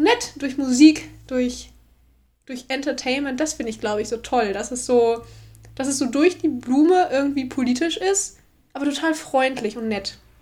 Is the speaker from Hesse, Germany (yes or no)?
no; Ostwestfalen-Lippe, North Rhine-Westphalia, Germany; Wir kommen aus OWL